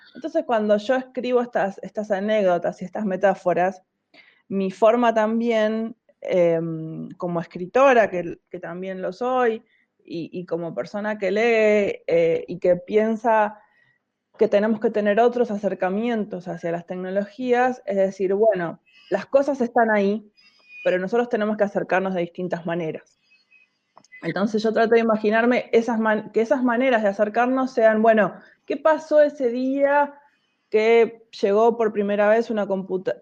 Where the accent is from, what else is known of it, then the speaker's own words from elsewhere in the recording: La Plata, Buenos Aires Province, Argentina; moved away as an adult; now in Buenos Aires, Argentina; en realidad nací en La Plata, en el centro, pero viví mucho tiempo en Tolosa, casi todo el tiempo que viví, todo el tiempo que viví en La Plata, o la mayor parte, viví en Tolosa, sí